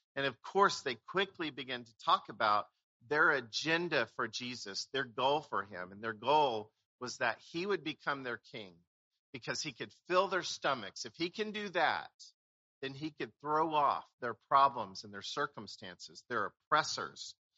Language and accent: English; Oklahoma, United States; moved away; I grew up in Oklahoma.